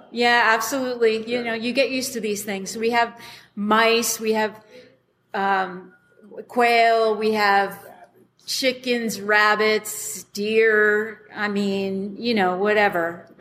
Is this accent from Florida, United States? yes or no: no; Westfield, New Jersey, United States; moved away as an adult; also born or lived in Elizabeth, New Jersey / New York City; now in Colorado, United States; when I grew up in New Jersey, in Westfield, New Jersey